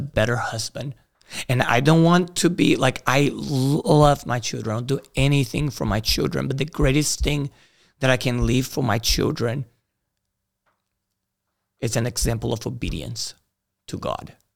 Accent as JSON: {"language": "English", "country": "Brazil", "tie": "born or raised there", "also_born_or_lived": "Greenville", "moved": "yes", "said": "I grew up in Brazil. It's a violent place."}